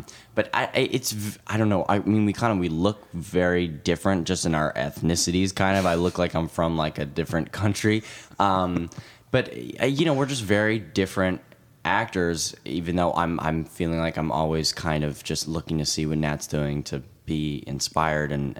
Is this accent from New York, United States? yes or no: yes; New York City, New York, United States; we grew up in New York